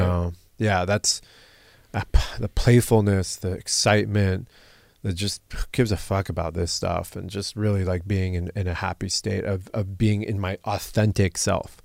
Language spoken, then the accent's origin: English; Southern California, United States; an American born in Southern California